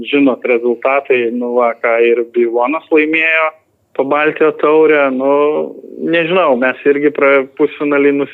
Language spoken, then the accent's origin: Lithuanian; Lithuania; mes lietuviai geriausiai esame